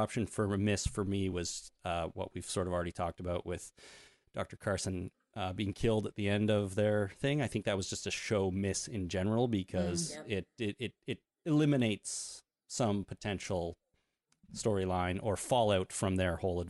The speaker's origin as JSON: {"language": "English", "country": "Canada", "said": "And we're Canadian"}